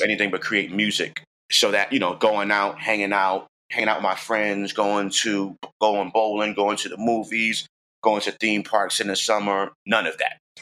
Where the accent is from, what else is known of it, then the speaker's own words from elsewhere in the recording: New York City, New York, United States; I'm from the Bronx, I'm from New York.